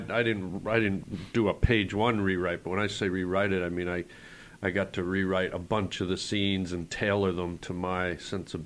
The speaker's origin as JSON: {"language": "English", "country": "Canada", "tie": "born or raised there", "moved": "as an adult", "lives_now": "United States", "said": "we grew up, under the British Commonwealth, mm-hmm. so we had a lot of the British influence in all us young Canadian kids"}